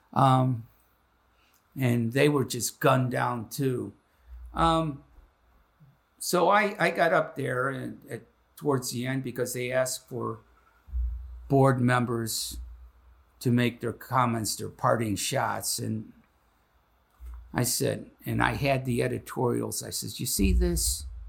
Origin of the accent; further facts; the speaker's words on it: Chicago, Illinois, United States; now in Cincinnati, United States; I'm from Chicago, Illinois, so I'm as American as anybody else in this classroom.